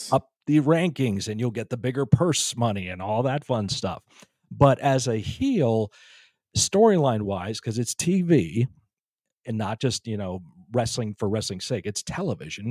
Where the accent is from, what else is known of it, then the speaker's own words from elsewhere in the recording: Northeast, United States; Growing up in the Northeast